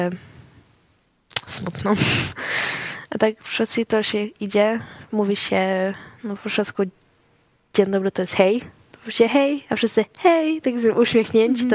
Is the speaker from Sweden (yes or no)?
yes; Sweden; urodziłam się w Szwecji, no to czasami się czuję bardziej jako Szwedka